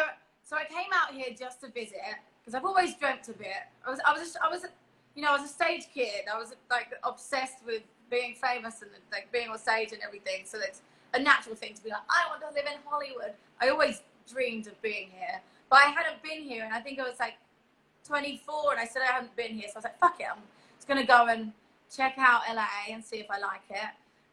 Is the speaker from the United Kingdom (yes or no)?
yes; England, United Kingdom; But I was born in England, and I was educated and raised in England. But I always was really proud of saying I was Polish.